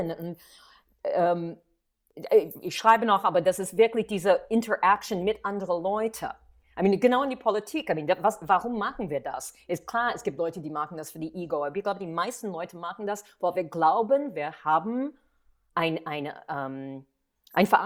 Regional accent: New York City, New York, United States; German is a second language; moved away as an adult; now in Berlin, Germany; ich komme aus New York in die 80er, so I had the chutzpah zu sagen, ich miete mich.

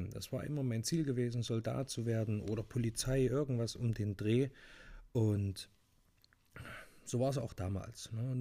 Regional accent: Thuringia, Germany; moved away; ich hätte wahrscheinlich ein schönes, ruhiges Leben weiter in meinem Heimat Bundesland Thüringen haben können, aber mich hat so ein bisschen in die weite Welt gezogen.

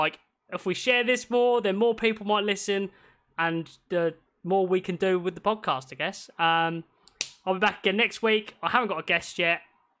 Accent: Scotland, United Kingdom; Yeah, I'm Scottish.

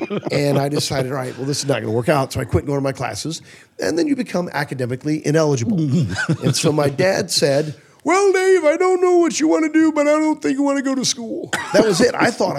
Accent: Tipton, Missouri, United States; moved away; I did play my hometown. I played Tipton

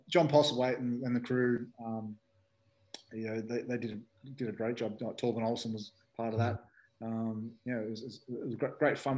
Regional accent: Australia; moved away; also born or lived in United Kingdom; me being an Aussie

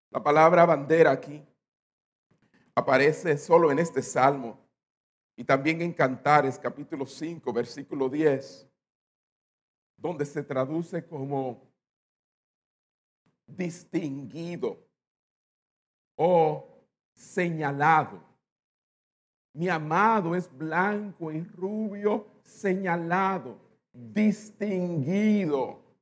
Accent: New York, United States; born there; Y nací en Estados Unidos, nací en Nueva York.

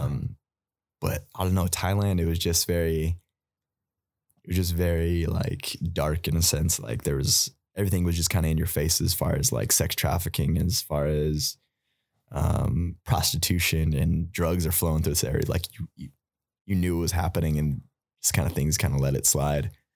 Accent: United States; us just growing up in America

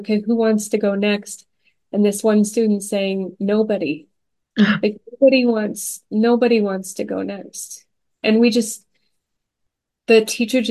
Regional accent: Stillwater, Oklahoma, United States; I grew up in Stillwater, Oklahoma

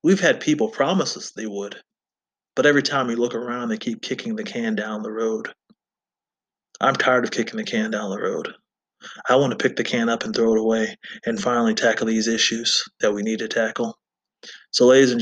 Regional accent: United States

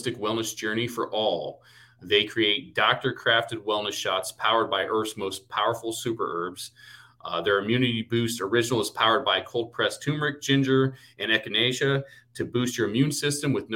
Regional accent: Ohio, United States; also born or lived in Louisiana; now in California, United States; I'm an Ohio guy. Everyone knows I'm from Ohio

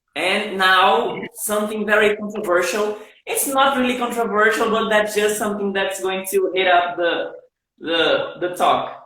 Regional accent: Northeast Region, Brazil; English is a second language; here in Brazil, uh, I am from the Nordics

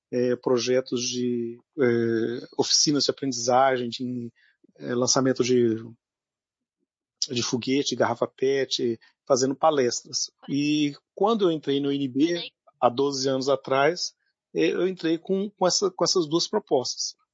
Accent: Minas Gerais, Brazil; moved away; vou dizer que eu vim da Terra mesmo, né? Lá das terras de Minas Gerais. Né? Por isso que eu sou atleticano né? fiel.

